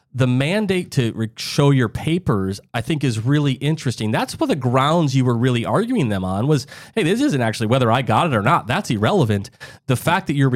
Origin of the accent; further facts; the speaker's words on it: South Dakota, United States; I grew up in the Midwest, Doc, in South Dakota